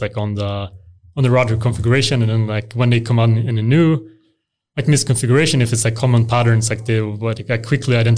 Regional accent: Helsingborg, Skåne, Sweden; now in Huddinge, Sweden; I grew up in Helsingborg

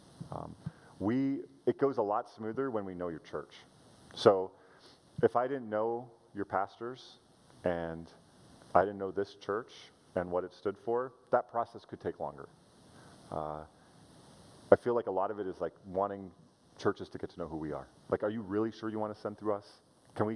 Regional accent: Canada; I'm a Canadian

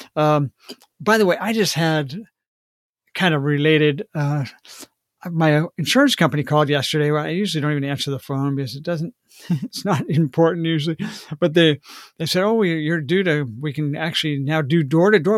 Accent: Washington, United States; Washington State. My home state

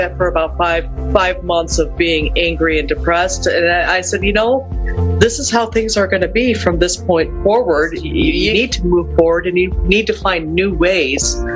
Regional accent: Lakewood, Ohio, United States; I'm from Lakewood, Ohio

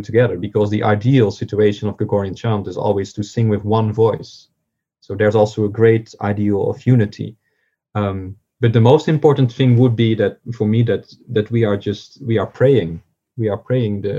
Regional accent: southern Netherlands, Netherlands; moved away as an adult; also born or lived in Cambridge, United Kingdom; now in Fribourg, Switzerland; I grew up in the Netherlands

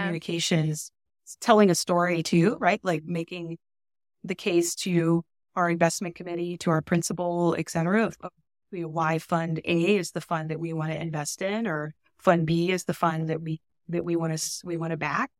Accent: San Antonio, Texas, United States; I'm from San Antonio, Texas.

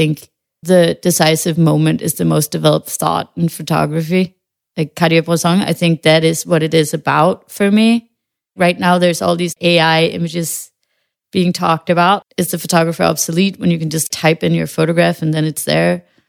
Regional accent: Western Jutland, Denmark; I know that the family doesn't, we're from Western Jutland, you know, you don't stand on mountains and scream your feelings

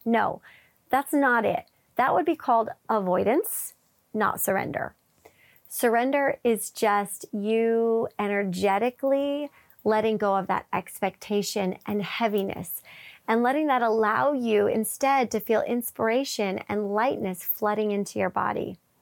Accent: Wisconsin, United States; I grew up in Wisconsin

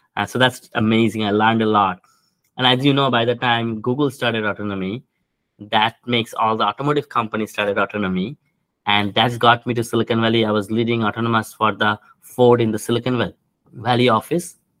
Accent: India; moved away as an adult; now in United States; I grew up in India

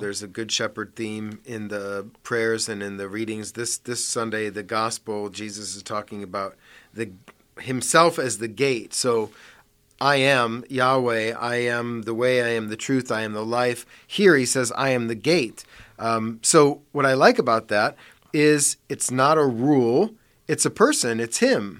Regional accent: Parma, Ohio, United States; I grew up in Parma

